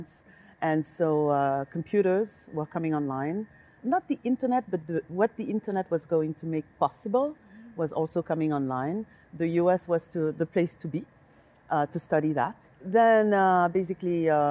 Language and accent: English; Senegal; also born or lived in Paris, France; now in United States; I was born in Senegal, West Africa